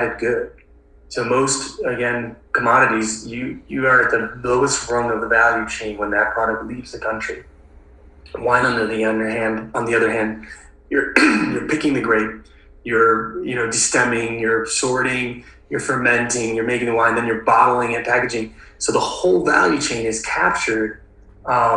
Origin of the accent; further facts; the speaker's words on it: Milwaukee, Wisconsin, United States; I grew up in Wisconsin. I grew up in Milwaukee, Wisconsin